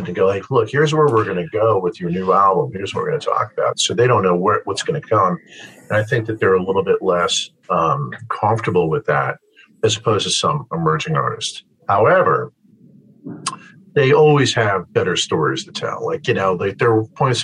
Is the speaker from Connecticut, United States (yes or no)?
yes; Connecticut, United States; I grew up here in Connecticut. I grew up right where I live